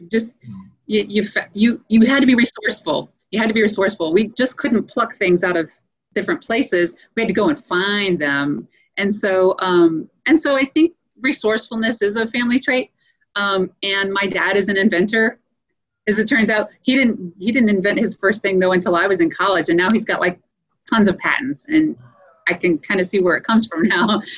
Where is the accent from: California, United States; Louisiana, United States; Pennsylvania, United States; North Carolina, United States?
Louisiana, United States; moved away as an adult; also born or lived in Colorado; I grew up in Louisiana